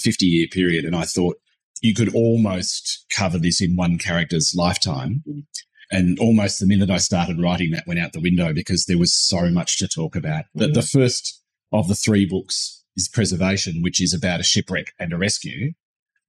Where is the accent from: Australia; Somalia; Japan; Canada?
Australia; Western Victoria; I'm from Western Victoria, so I'm more the King Island side of the strait